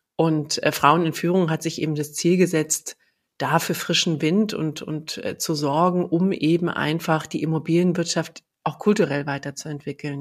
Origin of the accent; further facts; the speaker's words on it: Berlin, Germany; ich bin ja in, in Ostberlin geboren.